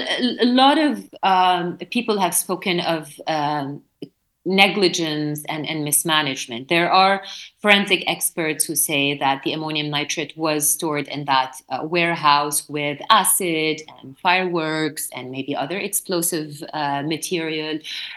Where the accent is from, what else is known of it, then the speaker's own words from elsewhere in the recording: North Lebanon, Lebanon; moved away as an adult; also born or lived in Beirut; my hometown in the north of Lebanon.